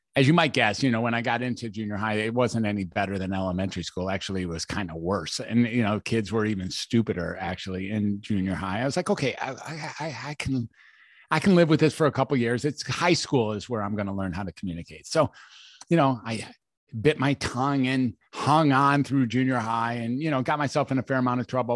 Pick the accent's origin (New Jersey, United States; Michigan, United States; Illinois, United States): Michigan, United States; Detroit; I was born in Detroit, Michigan